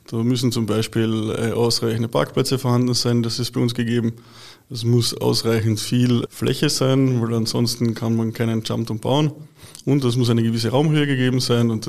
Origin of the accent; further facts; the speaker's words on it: Liebenfels, Carinthia, Austria; ich selber bin ja gebürtiger Kärntner in Liebenfels aufgewachsen